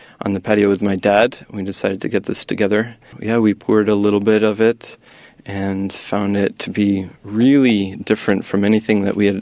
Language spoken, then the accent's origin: English; United States; I was born and raised in the U.S.